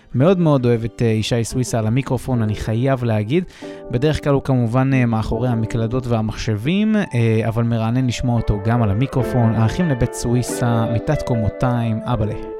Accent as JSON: {"language": "Hebrew", "country": "Israel", "moved": "yes", "said": "כישראלי שמתגורר מחוץ לארץ כבר שנים"}